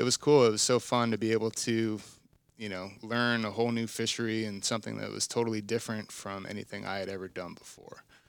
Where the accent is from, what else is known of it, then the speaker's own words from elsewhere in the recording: South Florida, United States; also born or lived in Alaska; growing up in South Florida, being a saltwater fisherman